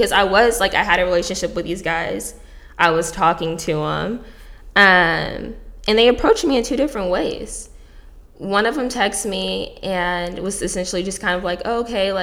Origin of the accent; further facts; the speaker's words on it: Houston, Texas, United States; moved away; I'm from Houston